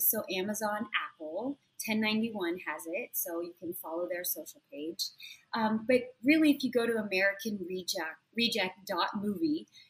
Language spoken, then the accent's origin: English; Nuremberg, Bavaria, Germany; born there; I was born in Nuremberg, but I was a student in Konstanz, which is like a really on the southern border right across from Switzerland, literally across the border.